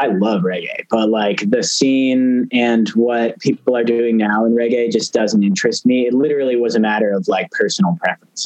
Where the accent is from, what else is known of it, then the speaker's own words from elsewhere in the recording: San Francisco Bay Area, California, United States; moved away as an adult; also born or lived in Boston; I grew up in the San Francisco Bay Area